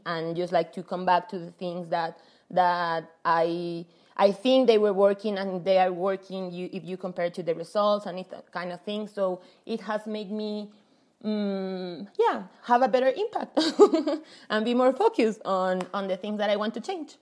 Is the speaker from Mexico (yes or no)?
yes; Mexico; also born or lived in Paris; I'm from Mexico.